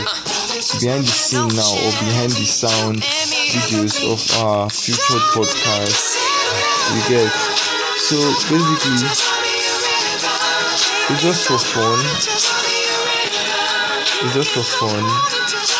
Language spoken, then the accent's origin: English; Edo, Nigeria; now in Delta State, Nigeria; I'm from Edo State, Nigeria